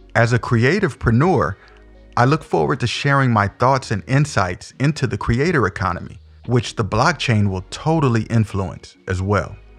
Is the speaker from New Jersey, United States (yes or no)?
no; Omaha, Nebraska, United States; I was also born and raised in Omaha, the O, as we affectionately call it, was all that I knew up to that point